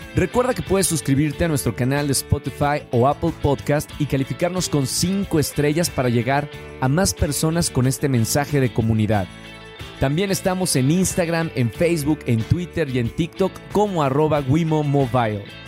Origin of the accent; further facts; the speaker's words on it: Monterrey, Nuevo León, Mexico; Todo empieza en Monterrey, Nuevo León. Los dos somos regios